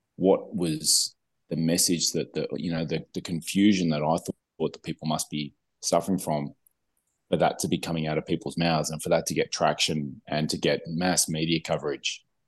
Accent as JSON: {"language": "English", "town": "Melbourne", "region": "Victoria", "country": "Australia", "tie": "born or raised there", "moved": "yes", "said": "Melbourne, in Australia, my hometown"}